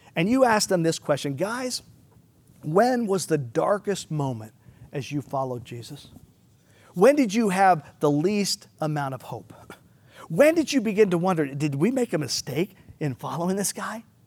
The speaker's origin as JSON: {"language": "English", "country": "United States", "said": "us as American Christians"}